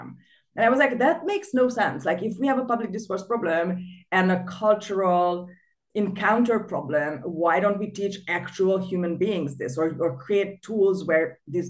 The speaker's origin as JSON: {"language": "English", "region": "Budapest", "country": "Hungary", "tie": "born or raised there", "also_born_or_lived": "London", "moved": "as an adult", "said": "I was born in Budapest, and I lived there almost always until the age of 30"}